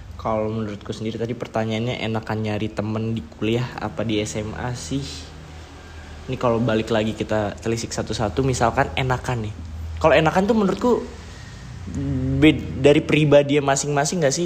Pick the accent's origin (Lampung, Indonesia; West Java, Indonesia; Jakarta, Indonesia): West Java, Indonesia; Bogor; also born or lived in Yogyakarta; gua, em, lahir di Jogja, tapi ya gua besar di Bogor